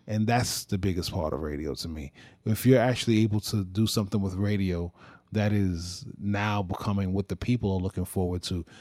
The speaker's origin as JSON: {"language": "English", "region": "New York", "country": "United States", "said": "I am a New Yorker"}